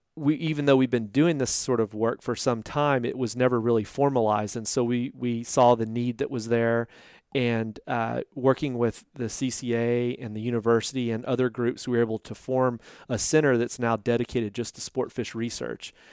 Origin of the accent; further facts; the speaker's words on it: Boerne, Texas, United States; I grew up in Burney, Texas, just north of San Antonio